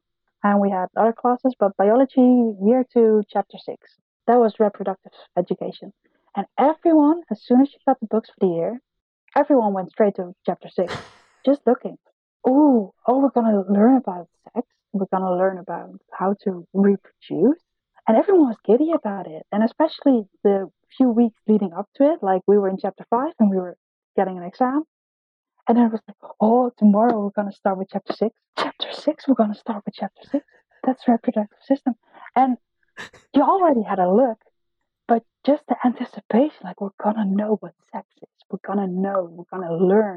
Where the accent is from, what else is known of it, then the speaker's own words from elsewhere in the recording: Netherlands; English is a second language; In the Netherlands, we learn English from a very young age.